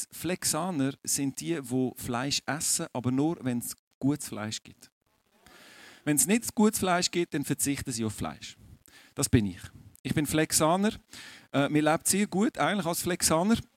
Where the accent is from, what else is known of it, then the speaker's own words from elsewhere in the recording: Aargau, Switzerland; Das werde ich euch jetzt sagen als Aargauer, ich bin dort relativ entspannt, weil bei uns läuft nicht viel fußballtechnisch.